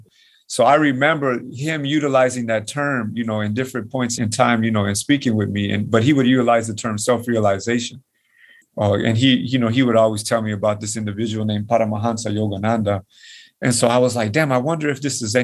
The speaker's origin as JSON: {"language": "English", "country": "Nicaragua", "moved": "yes", "said": "I'm from Nicaragua"}